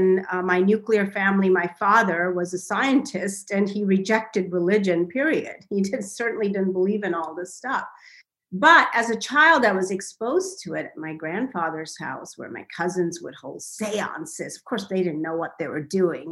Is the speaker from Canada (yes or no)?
no; India; now in United States; I grew up in India